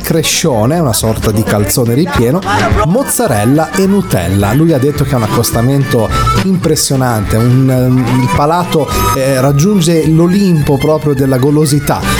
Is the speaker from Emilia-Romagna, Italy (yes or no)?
yes; Emilia-Romagna, Italy; also born or lived in Cesena; io sono romagnolo, quindi vivo vivo in Emilia Romagna, eh, a Cesena nel, nello specifico